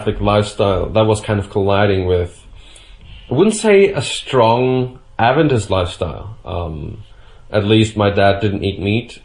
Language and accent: English; Bavaria, Germany; I was born in Germany, and I would consider myself even rather Bavarian than German. I think that's something that we have to ourselves here in Bavaria